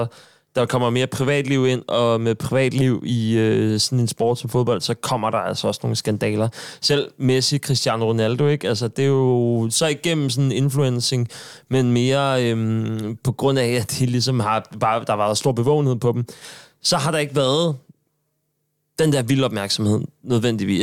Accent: Sorø, Zealand, Denmark; moved away; nu er jeg fra Sorø

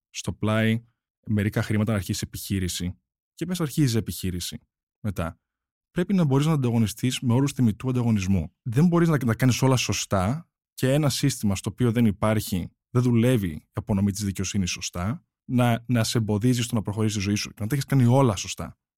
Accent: United States; Και νομίζω είμαστε τρει από την Αμερική. Και νομίζω είμαστε οι μόνοι τρει που τουλάχιστον ε, ξέρω.

